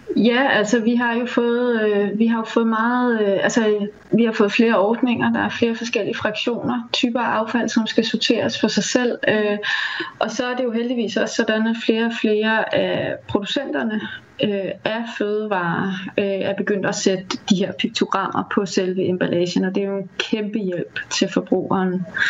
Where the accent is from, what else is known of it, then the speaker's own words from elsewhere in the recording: Denmark; vi har som danskere